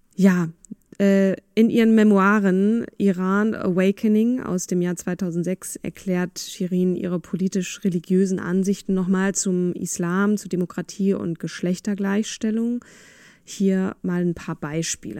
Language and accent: German; Germany; also born or lived in Vienna, Austria; ich wurde natürlich sofort als Piefke enttarnt